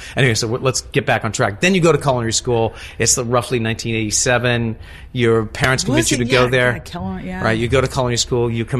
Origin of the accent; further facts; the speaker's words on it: Boston, Massachusetts, United States; I'm from Boston